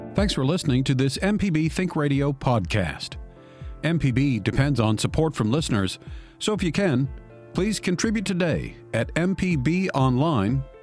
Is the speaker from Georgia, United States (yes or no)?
yes; Georgia, United States; I'm from the South. I grew up in Georgia